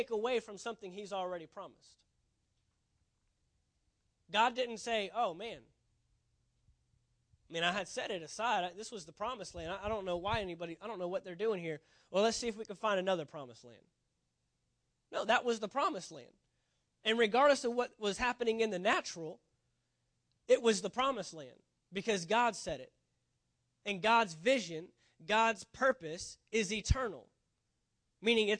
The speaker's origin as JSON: {"language": "English", "region": "Texas", "country": "United States", "moved": "yes", "said": "if you're from Texas, you're born there, you're always a Texan"}